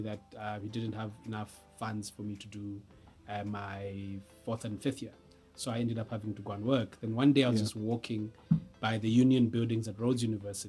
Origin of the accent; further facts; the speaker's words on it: Zimbabwe; moved away as an adult; also born or lived in Malawi; now in South Africa; I was born in Malawi, went to school in Zimbabwe